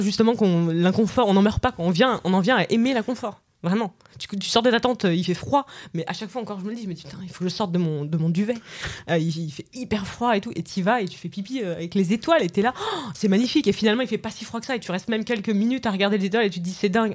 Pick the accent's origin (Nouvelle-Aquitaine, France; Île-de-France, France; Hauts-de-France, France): Île-de-France, France; Paris; j'ai 32 ans, je viens de Paris.